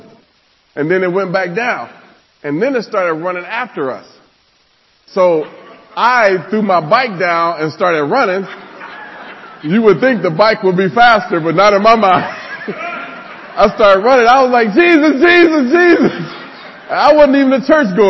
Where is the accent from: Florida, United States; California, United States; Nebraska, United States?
Nebraska, United States; I grew up in Nebraska